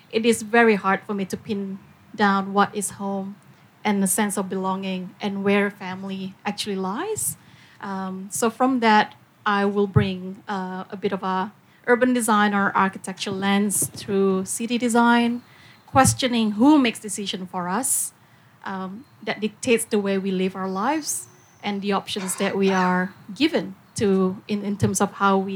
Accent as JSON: {"language": "English", "country": "Singapore", "tie": "born or raised there", "also_born_or_lived": "Indonesia", "moved": "as an adult", "lives_now": "Melbourne, Australia", "said": "I was born in Indonesia. I grew up in Singapore. I moved here to Australia when I was 18, and I think my 20th anniversary um, in Australia has is coming up this week. Um, so this is very much home for me."}